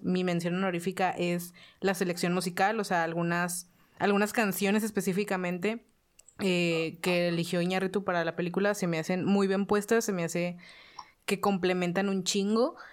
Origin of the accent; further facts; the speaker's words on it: Mexico; estoy en México y soy mexicana